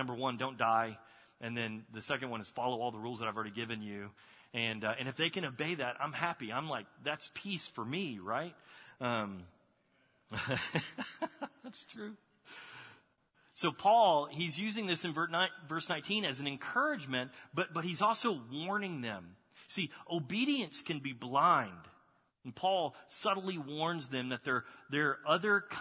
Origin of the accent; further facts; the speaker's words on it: Texas, United States; moved away; I grew up in Texas.